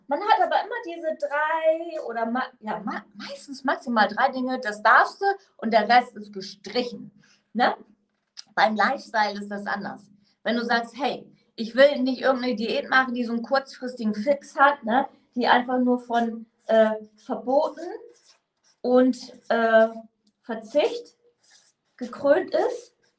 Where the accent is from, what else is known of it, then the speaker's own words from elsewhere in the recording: Northern Germany, Germany; now in Mainz, Germany; ich bin ursprünglich aus dem Norden